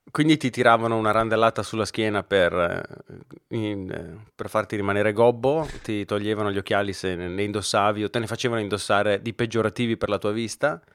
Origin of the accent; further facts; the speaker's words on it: Brescia, Lombardy, Italy; accent: Brescian; il mio accento bresciano orribile